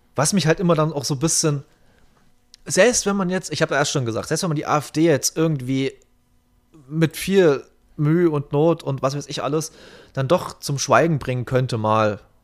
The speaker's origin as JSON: {"language": "German", "area": "the East", "region": "eastern Germany", "country": "Germany", "said": "bei uns im Osten"}